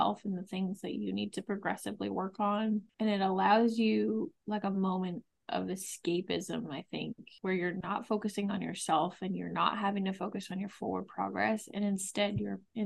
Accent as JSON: {"language": "English", "region": "Massachusetts", "country": "United States", "said": "we're both from Massachusetts. We don't live far from Boston"}